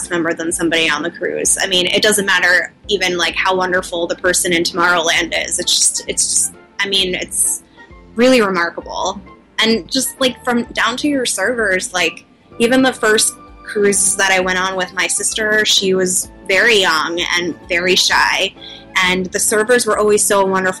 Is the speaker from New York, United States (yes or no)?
yes; New York, United States; I come from New York